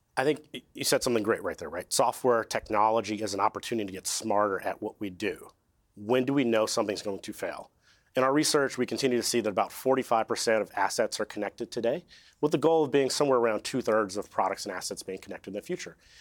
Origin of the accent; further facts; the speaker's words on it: California, United States; I'm from California